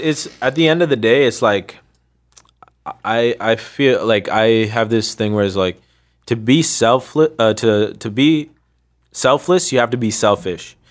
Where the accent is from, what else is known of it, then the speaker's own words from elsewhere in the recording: Ottawa, Ontario, Canada; also born or lived in Sri Lanka; I was growing up in Canada, Ottawa, Ontario, in the West End